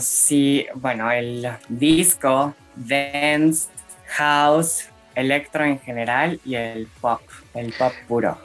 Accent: Mexico City, Mexico; claro que también escuchaba música en español, este, viviendo aquí en Ciudad de México

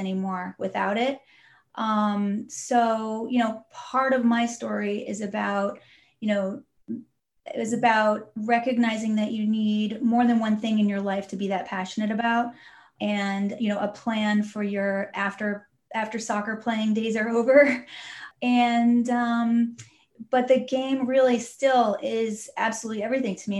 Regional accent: Southern California, United States; I grew up in Southern California

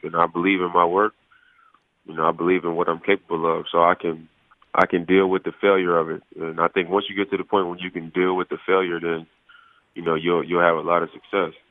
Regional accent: Oakland, California, United States; moved away; it being my hometown

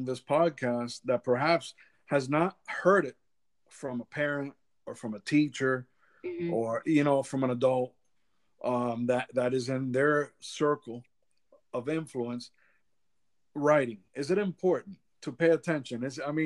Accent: Miami, Florida, United States; moved away as an adult; now in Central Florida, United States; Originally I'm from Miami, but I've been out of Miami for 19 years

